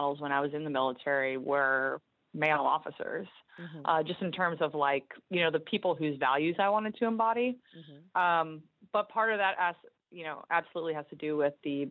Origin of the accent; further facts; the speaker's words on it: Northern Virginia, United States; I'm originally from Northern Virginia, just outside of Washington, D.C.